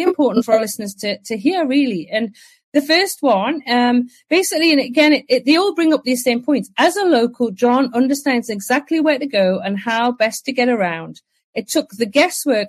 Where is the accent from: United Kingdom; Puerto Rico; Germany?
United Kingdom; England; I'm English